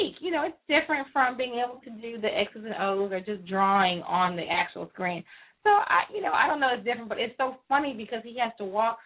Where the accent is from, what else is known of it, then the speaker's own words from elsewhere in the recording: Houston, Texas, United States; I grew up in Houston